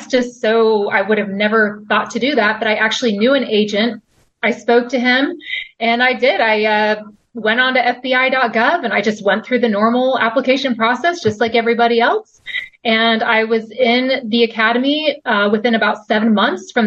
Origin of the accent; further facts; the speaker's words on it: Houston, Texas, United States; moved away as an adult; also born or lived in New York City; I'm originally from Texas. I'm not even from New York